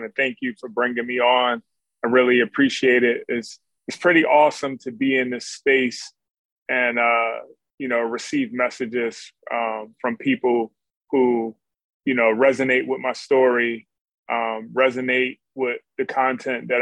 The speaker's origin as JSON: {"language": "English", "town": "Philadelphia", "region": "Pennsylvania", "country": "United States", "tie": "born or raised there", "said": "in my neighborhood where I grew up in North Philly"}